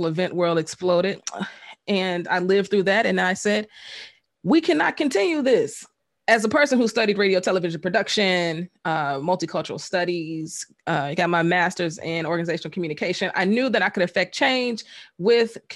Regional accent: Chicago, Illinois, United States; Born and raised on the South Side of Chicago

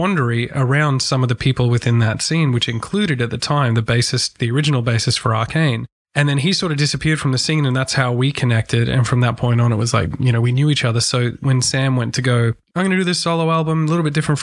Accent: Brisbane, Queensland, Australia; we come from Brisbane.

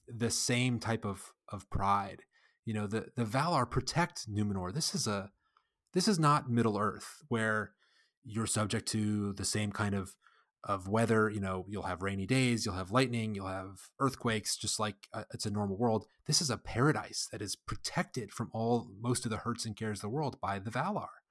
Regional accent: United States; I'm an American

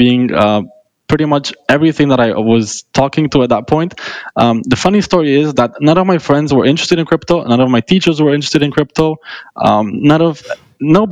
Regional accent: Romania; moved away; I am originally from Romania. Back then I was living in Romania as well.

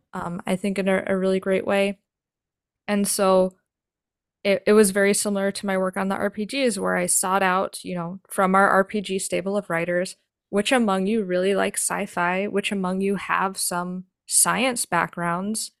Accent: New York, United States; I grew up in New York

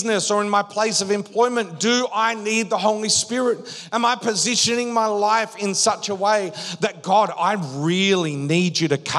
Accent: Western Australia, Australia; moved away as an adult; We grew up in Western Australia

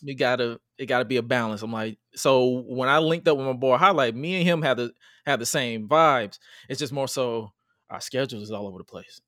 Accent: Atlanta, Georgia, United States; I'm from, I'm from Atlanta, G

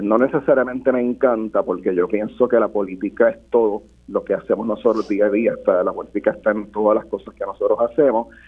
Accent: Puerto Rico

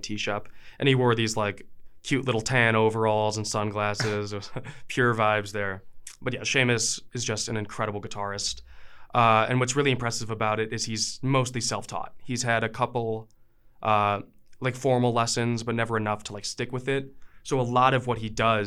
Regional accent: Chicago, Illinois, United States; now in Missoula, United States; I'm from Chicago, so like, if you want to start a band, there's like a band on every block

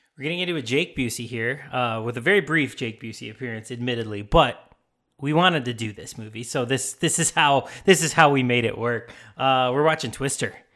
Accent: Chicago, Illinois, United States; moved away; I was from Chicago.

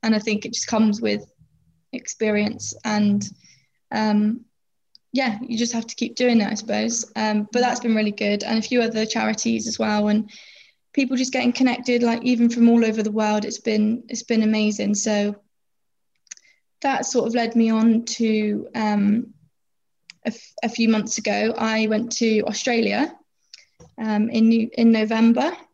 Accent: Plymouth, South West England, United Kingdom; I'm 22 years old and I'm from Plymouth

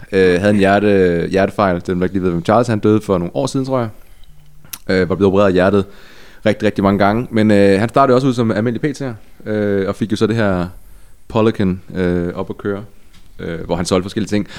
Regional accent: Ebeltoft, Central Denmark Region, Denmark; Øer ligger tæt på skønne Æbelsoft, hvor jeg er vokset op

